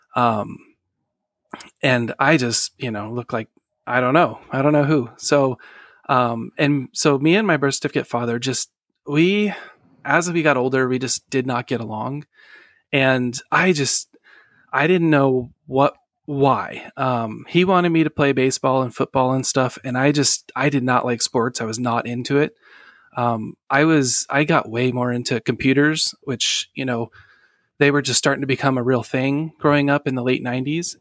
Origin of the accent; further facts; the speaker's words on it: Sacramento, California, United States; I was born in November nineteen eighty-four in Sacramento, California